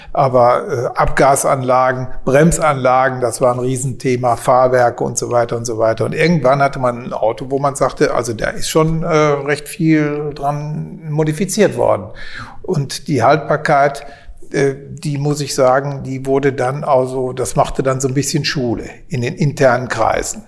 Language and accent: German; Kleve, North Rhine-Westphalia, Germany; ich bin hier aufgewachsen, auf Zedem aufgewachsen